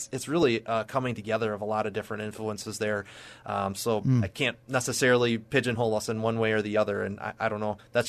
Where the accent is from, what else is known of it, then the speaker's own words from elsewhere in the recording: Watertown, Wisconsin, United States; So I grew up in Watertown, Wisconsin, and you can probably hear that in my accent. I always get that down here. But it's a little warmer down here than up there.